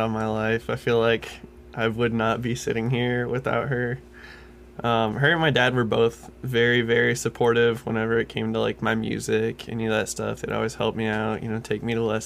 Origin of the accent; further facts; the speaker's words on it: Decatur, Illinois, United States; I'm from Decatur, Illinois.